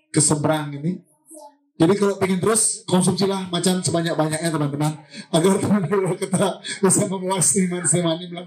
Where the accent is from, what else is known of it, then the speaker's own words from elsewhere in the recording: Bali, Indonesia; bahwa kita orang Bali itu mempunyai masalah yang sama dengan orang luar.